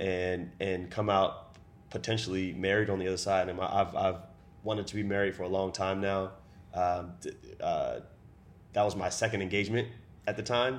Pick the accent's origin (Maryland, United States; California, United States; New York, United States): Maryland, United States; Baltimore; now in Seattle, United States; I was born in Baltimore City, Maryland, and I currently live in downtown Seattle.